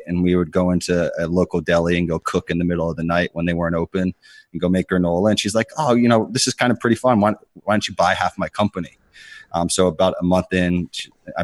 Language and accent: English; Connecticut, United States; also born or lived in Pittsburgh, Pennsylvania; I grew up in Connecticut